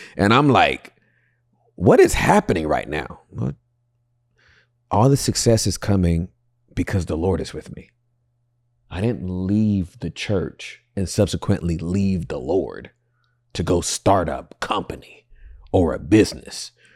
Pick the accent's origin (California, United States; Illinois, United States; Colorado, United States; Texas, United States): California, United States; Inglewood; I'm from Inglewood